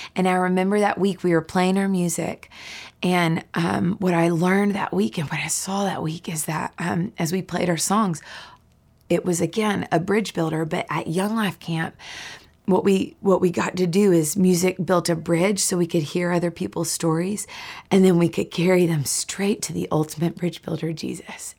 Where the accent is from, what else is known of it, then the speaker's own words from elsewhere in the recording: Nashville, Tennessee, United States; I grew up right here in Nashville, Tennessee